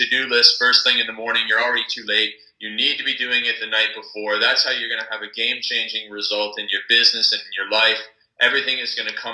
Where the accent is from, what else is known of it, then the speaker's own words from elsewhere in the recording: Canada; I'm from Canada